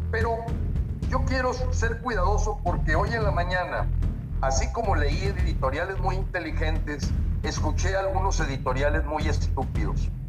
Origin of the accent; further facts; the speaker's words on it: Mexico; como mexicanos tenemos el deber, no nada más el derecho, el deber de participar.